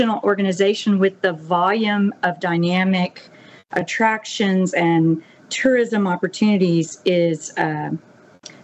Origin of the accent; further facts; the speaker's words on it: the Hill Country, Central Texas, United States; moved away as an adult; now in Mississippi Gulf Coast, United States; I came from Central Texas, the Hill Country, and our community had dealt with some pretty severe natural disasters as well